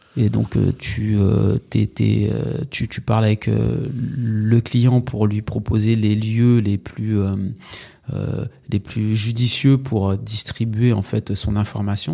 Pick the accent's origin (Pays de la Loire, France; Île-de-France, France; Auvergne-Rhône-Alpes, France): Île-de-France, France; Sarcelles; also born or lived in Villiers-le-Bel / Bernes-sur-Oise / Saint-Denis / Martinique; J'ai grandi euh, à Sarcelles. Enfin, j'ai grandi à Sarcelles. Je suis né à Sarcelles